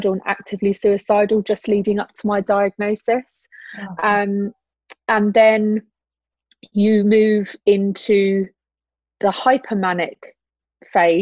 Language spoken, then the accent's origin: English; Brighton, South East England, United Kingdom; moved away as an adult; also born or lived in Switzerland; now in Dubai, United Arab Emirates; I'm originally from Brighton and I spent 4 years living in Switzerland prior to living in Dubai